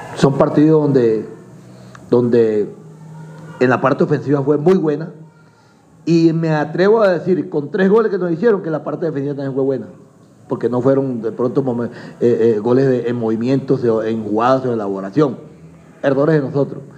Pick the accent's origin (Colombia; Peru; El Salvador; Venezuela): Colombia; Nosotros indudablemente somos colombianos